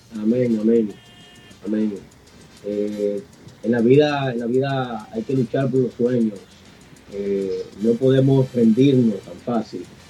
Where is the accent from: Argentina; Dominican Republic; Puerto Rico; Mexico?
Dominican Republic; aquí en mi país, eh, en el 2018, 2018, hay un premio que se llama El Soberano